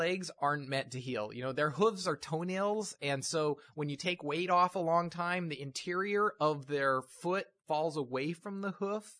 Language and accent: English; Utah, United States; I grew up in Utah.